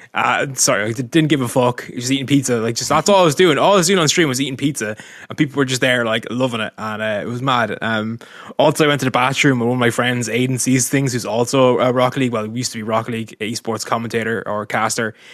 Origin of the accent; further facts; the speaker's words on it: Dublin, Leinster, Ireland; moved away as an adult; now in Carcassonne, France; I'm an Irishman, tw, thirty years old, from Dublin originally, living in Carcassonne now